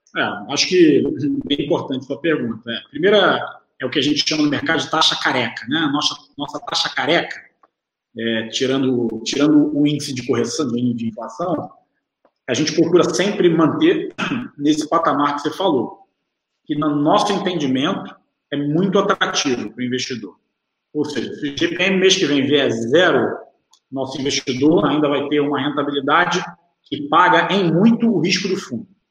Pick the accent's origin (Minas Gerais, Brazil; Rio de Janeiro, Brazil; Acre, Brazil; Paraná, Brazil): Rio de Janeiro, Brazil; also born or lived in São Paulo; nasci fui criado no Rio de Janeiro, estou sempre aqui em São Paulo